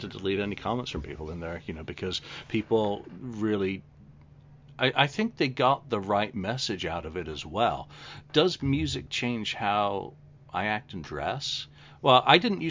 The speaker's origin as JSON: {"language": "English", "region": "England", "country": "United Kingdom", "said": "I'm English and we swear a lot naturally"}